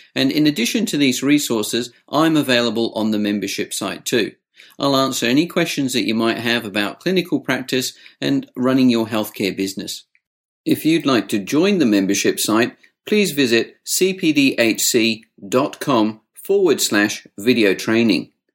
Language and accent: English; United Kingdom; I was brought up in the UK